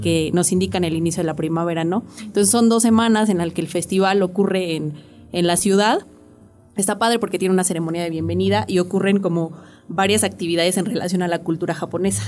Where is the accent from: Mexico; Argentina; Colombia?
Mexico; en nuestro caso México